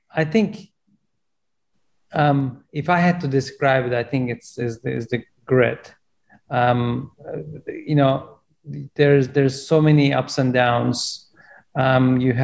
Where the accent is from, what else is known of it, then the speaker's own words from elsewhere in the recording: Turkey; English is a second language; moved away as an adult; now in United States; I'm originally from Turkey, and even though I grew up in a farm selling watermelons